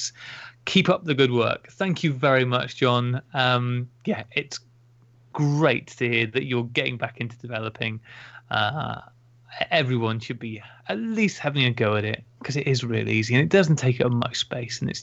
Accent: Taunton, South West England, United Kingdom; I was born in Taunton, Somerset Massive

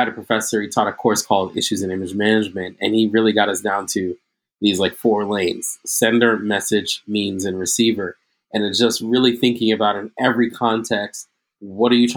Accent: New York City, New York, United States; also born or lived in Queens, New York; I was born in Queens, raised in Brooklyn.

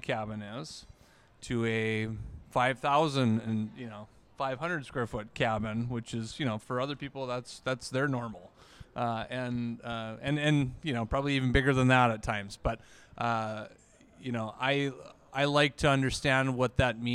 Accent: Minot, North Dakota, United States; also born or lived in Lake Metigoshe, North Dakota; I'm a local guy. I'm actually from Minot originally

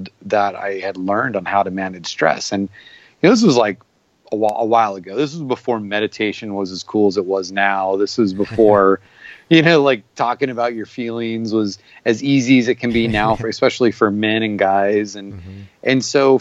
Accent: Arizona, United States; I'm from Arizona

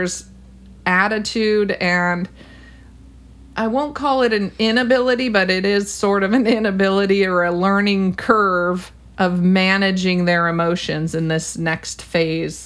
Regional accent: California, United States; I'm a Californian

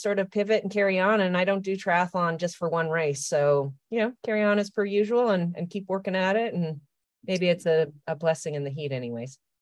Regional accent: Canada; now in United States; I'm Canadian. I've lived in the U S for a long time.

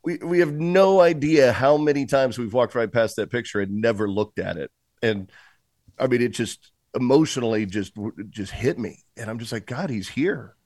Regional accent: Tulsa, Oklahoma, United States; moved away; also born or lived in Cincinnati / Boston; I was technically born in Cincinnati and lived in Boston, but when I moved to Tulsa, that's when I truly became, I believe, who I am today

